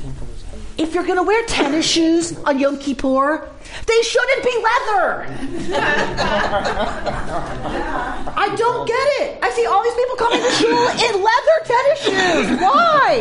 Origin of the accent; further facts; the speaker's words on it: Atlanta, Georgia, United States; I grew up in Atlanta